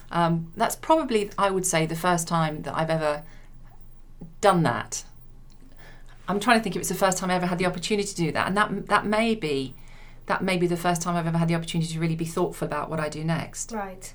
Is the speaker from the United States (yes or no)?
no; Leicester, East Midlands, United Kingdom; moved away as an adult; now in London, United Kingdom; I come from Leicester, so I, I moved to London when I was 18